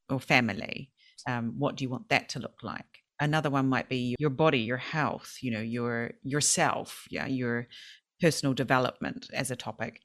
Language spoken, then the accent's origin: English; South Island, New Zealand; moved away as an adult; also born or lived in Sweden; now in Japan; I've always went to play golf with my family when I was growing up in the South Island